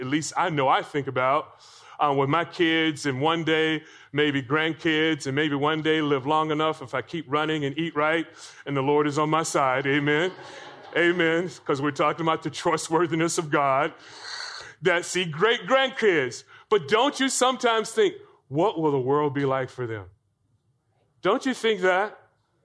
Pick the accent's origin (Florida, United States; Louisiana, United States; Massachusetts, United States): Florida, United States; I grew up in Florida